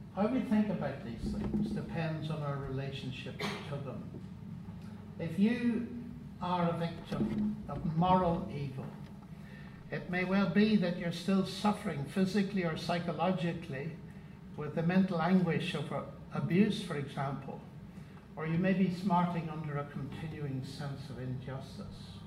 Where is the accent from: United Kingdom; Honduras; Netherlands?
United Kingdom; Northern Ireland; moved away as an adult; also born or lived in Cambridge; I come from Northern Ireland